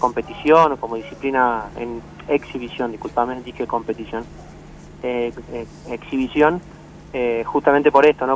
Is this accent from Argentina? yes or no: yes; San Fernando, Buenos Aires Province, Argentina; yo soy de San Fernando, nací en San Fernando y, pienso vivir en San Fernando